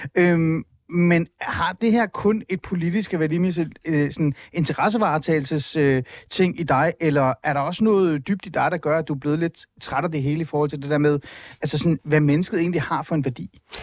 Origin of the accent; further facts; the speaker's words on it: Iran; Danish is a second language; now in Denmark; jeg er flygtning fra Iran